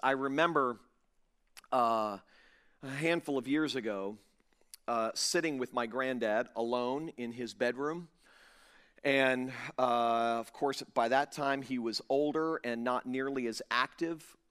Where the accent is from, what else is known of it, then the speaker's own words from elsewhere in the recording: Fort Lauderdale, Florida, United States; now in Jupiter, United States; I was pastoring a large church in my hometown of Fort Lauderdale